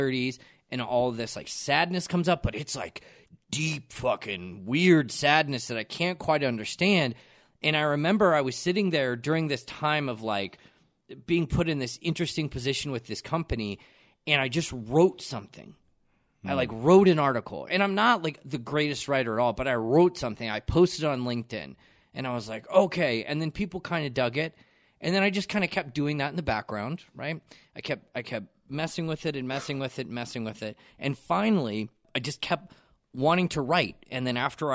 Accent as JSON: {"language": "English", "town": "Aurora", "region": "Colorado", "country": "United States", "tie": "born or raised there", "also_born_or_lived": "Genesee, Colorado", "said": "I moved from Aurora"}